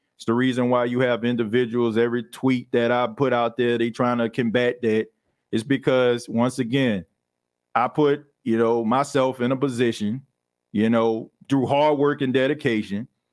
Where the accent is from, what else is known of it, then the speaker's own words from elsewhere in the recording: New Orleans, Louisiana, United States; now in Myrtle Beach, United States; I'm in Myrtle Beach, but I'm from New Orleans